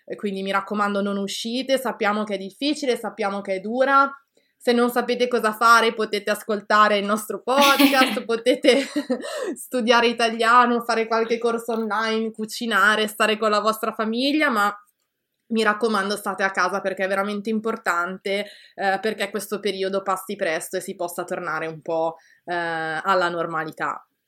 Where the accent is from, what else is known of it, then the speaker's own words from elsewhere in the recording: Italy; now in Canada; sono molto orgogliosa, ecco, eh, di essere italiana.